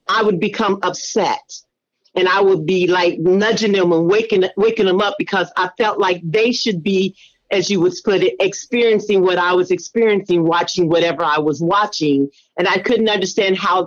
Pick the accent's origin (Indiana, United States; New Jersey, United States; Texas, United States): Indiana, United States; Indianapolis; now in Georgia, United States; Originally Indianapolis, Indiana, but I now reside in Georgia